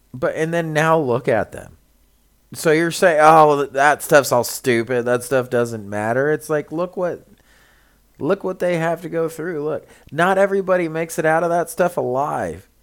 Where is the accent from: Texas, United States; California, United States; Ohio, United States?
California, United States; we're from California